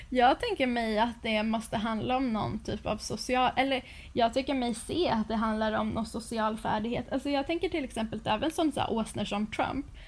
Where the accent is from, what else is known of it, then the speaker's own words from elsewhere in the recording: Sweden; som svensk